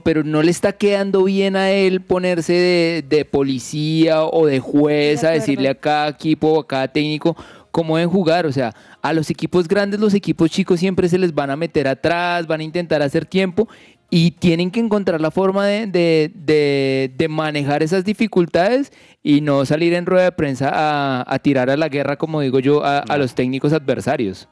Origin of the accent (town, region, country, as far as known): Colombia